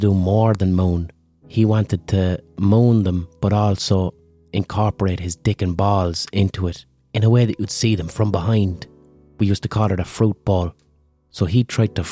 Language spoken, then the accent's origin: English; Limerick, Munster, Ireland; I'm from Ireland